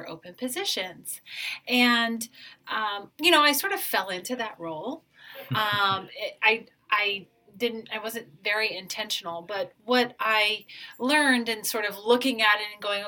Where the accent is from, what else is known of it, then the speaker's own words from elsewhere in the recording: Maryland, United States; moved away as an adult; also born or lived in Nebraska / Denver, Colorado / Anchorage, Alaska; now in Honolulu, United States; I'm originally from Maryland